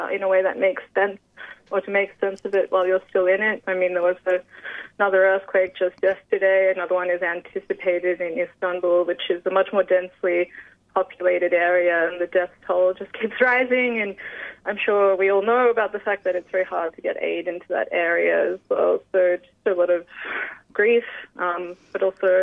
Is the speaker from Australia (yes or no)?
yes; Sydney, New South Wales, Australia; I was born in Western Sydney on Darug land